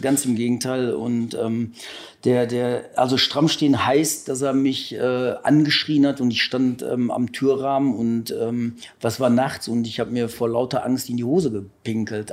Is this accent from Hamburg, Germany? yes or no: no; Ruhr area, North Rhine-Westphalia, Germany; bei uns im Ruhrgebiet